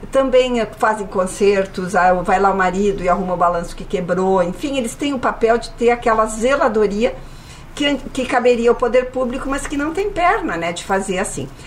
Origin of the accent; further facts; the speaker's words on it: Caxias do Sul, Rio Grande do Sul, Brazil; now in Porto Alegre, Brazil; Eu sou de Caxias, né? Então eu sempre digo que eu sou uma porto-alegrense de Caxias